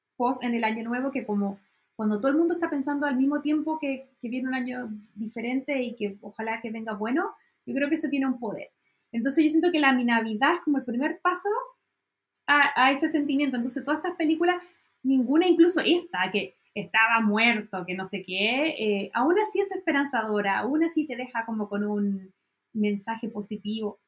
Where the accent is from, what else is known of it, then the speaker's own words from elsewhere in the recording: Chile; como soy chilena